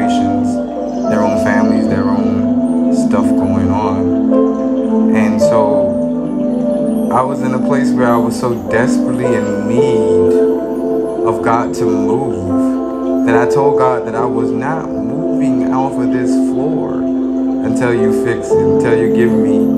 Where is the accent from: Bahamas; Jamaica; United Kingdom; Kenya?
Bahamas; also born or lived in Freeport, Grand Bahama / Nassau; I was working at a job in Freeport, Grand Bahama